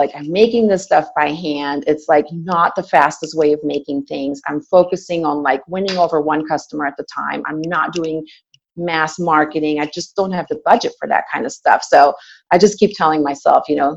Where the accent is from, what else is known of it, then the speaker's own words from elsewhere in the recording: Belgium; moved away; I'm originally from Belgium, and I came to the country in 97